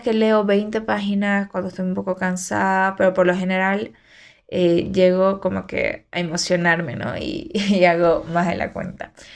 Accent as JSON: {"language": "Spanish", "town": "Santa Cruz de la Sierra", "region": "Santa Cruz", "country": "Bolivia", "tie": "born or raised there", "moved": "as an adult", "lives_now": "Cochabamba, Bolivia", "said": "yo todo mi movimiento es en Santa Cruz, ¿no? Entonces, nací allá y todo."}